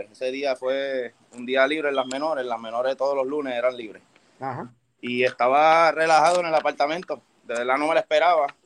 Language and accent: Spanish; Bayamón, Puerto Rico; also born or lived in Toa Alta; soy de Bayamón, nacido y criado en Bayamón